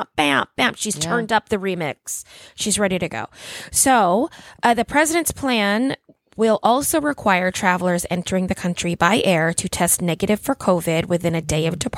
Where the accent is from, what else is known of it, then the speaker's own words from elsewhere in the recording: United States; as an American